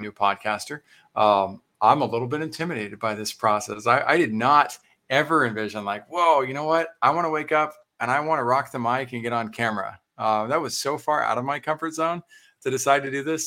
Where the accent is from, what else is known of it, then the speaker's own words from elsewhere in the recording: Texas, United States; as a Texan